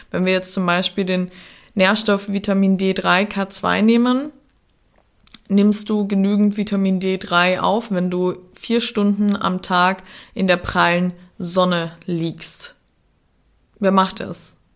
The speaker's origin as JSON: {"language": "German", "town": "Klagenfurt", "region": "Carinthia", "country": "Austria", "tie": "born or raised there", "also_born_or_lived": "St. Veit", "accent": "Austrian", "said": "ich bin in dem wunderschönen Österreich, in ähm, Kärnten aufgewachsen, in St. Veit geboren und am Klagenfurter Wörthersee aufgewachsen."}